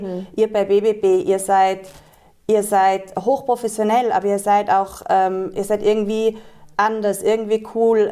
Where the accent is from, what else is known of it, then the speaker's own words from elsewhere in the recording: Tyrol, Austria; Ich bin in Tirol geboren Schön. und aufgewachsen